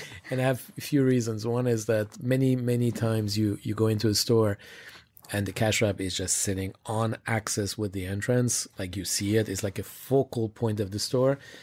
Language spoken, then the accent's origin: English; Switzerland; I grew up in Switzerland